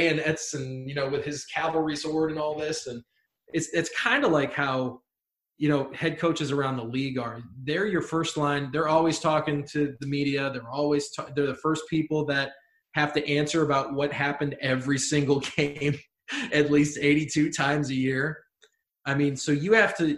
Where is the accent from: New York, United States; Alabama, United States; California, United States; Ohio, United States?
Ohio, United States; I'm from Ohio